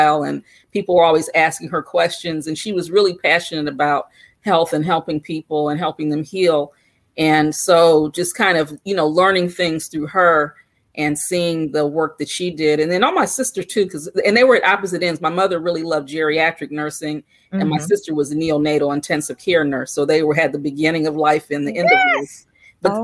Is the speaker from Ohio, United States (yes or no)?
yes; Akron, Ohio, United States; I grew up in Akron, Ohio.